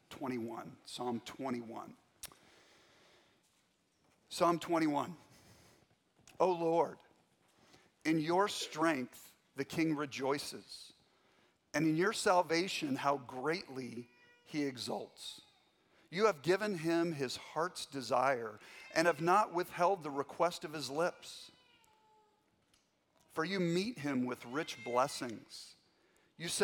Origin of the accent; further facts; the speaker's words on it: Spokane, Washington, United States; I grew up in North Spokane, Meade High School graduate